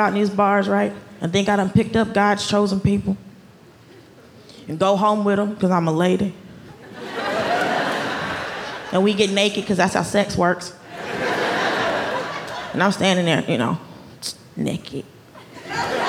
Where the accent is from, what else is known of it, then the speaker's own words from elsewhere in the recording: Atlanta, Georgia, United States; moved away as an adult; also born or lived in Los Angeles / New York City; I grew up in Atlanta